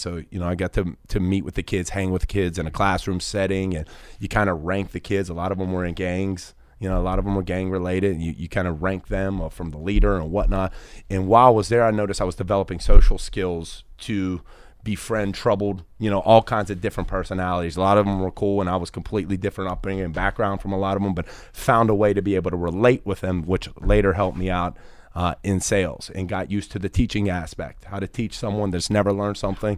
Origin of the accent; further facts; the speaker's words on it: Pittsburgh, Pennsylvania, United States; I was raised in Pittsburgh my whole life, blue-collared kid